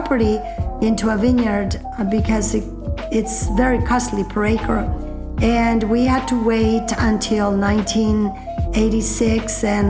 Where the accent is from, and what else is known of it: Jalisco, Mexico; English is a second language; now in Sonoma, United States